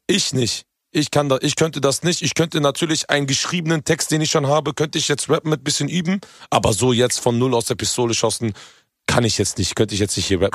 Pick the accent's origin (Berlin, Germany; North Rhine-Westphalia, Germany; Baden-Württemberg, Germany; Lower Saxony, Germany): Lower Saxony, Germany; Hanover; ich komme ja ursprünglich aus Hannover.